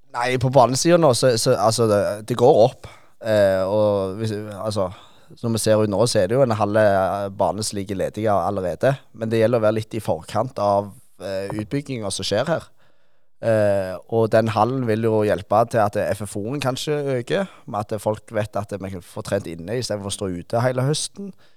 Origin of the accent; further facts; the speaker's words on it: Rogaland, Norway; Vi er jo rogalendinger